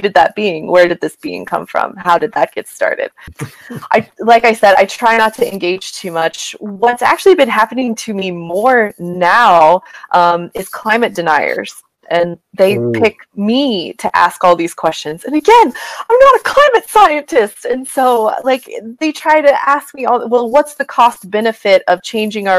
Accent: Kansas, United States; now in Montana, United States; Living here in Montana, I'm from Kansas

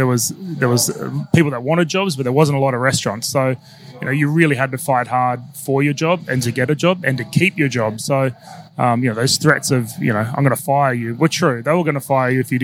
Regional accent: Sydney, New South Wales, Australia; moved away as an adult; now in Adelaide, Australia; And I'm from Sydney originally. I grew up in a place called Reesby, which is out in the Bankstown, Kennedy Bankstown district.

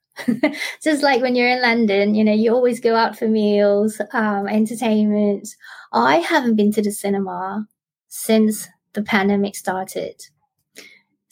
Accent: Australia; moved away as an adult; now in Bangkok, Thailand; I grew up in Australia and I moved back to Bangkok about 12 years ago, and now I live and work here

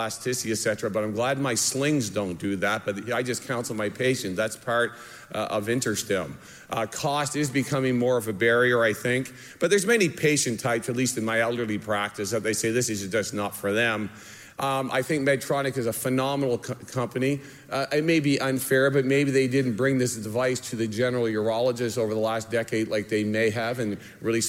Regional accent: Canada; moved away; I'm Canadian

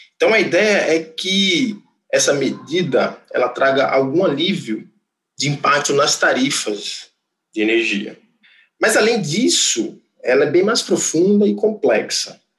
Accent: Rio Grande do Norte, Brazil; moved away as an adult; now in Manaus, Brazil; Eu nasci no Rio Grande do Norte, sou engenheiro eletricista formado pela Universidade Federal do Rio Grande do Norte

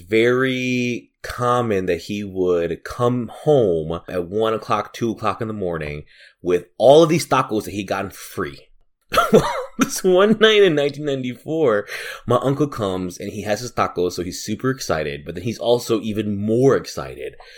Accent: Chicago, Illinois, United States; As a Chicagoan

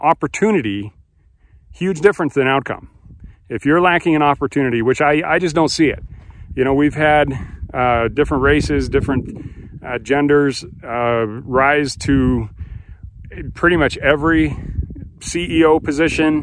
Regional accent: United States; being an American

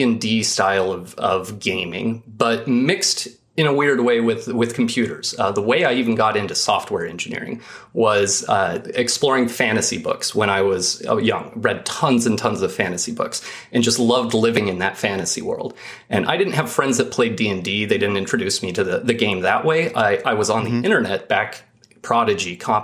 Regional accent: Idaho, United States; I grew up in Idaho.

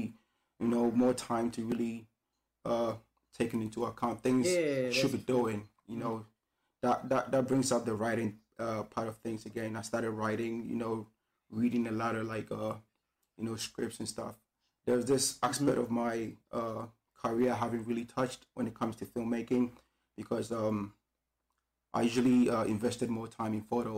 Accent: Ghana; now in Beijing, China; from Ghana, West Africa

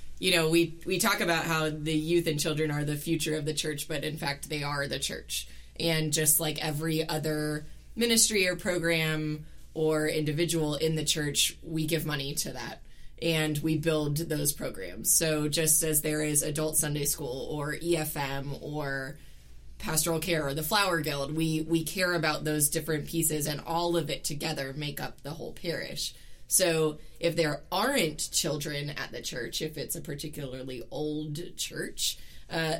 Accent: Sewanee, Tennessee, United States; I grew up in Suwannee, Tennessee

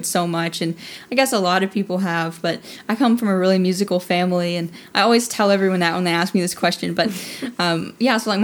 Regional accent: Alabama, United States; moved away as an adult; was originally from Alabama, from a small town, Alabama

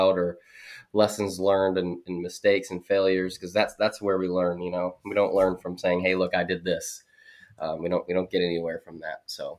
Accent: Minnesota, United States; moved away as an adult; also born or lived in Fort Drum / Fort Campbell / Fort Eustis; I was born in Minnesota

